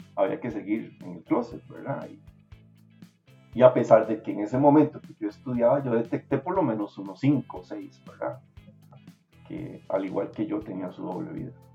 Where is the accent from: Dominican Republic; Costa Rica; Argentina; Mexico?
Costa Rica; moved away as an adult; also born or lived in New Jersey, United States; yo necesitaba salir de acá, quitarme, quitarme el peso del país encima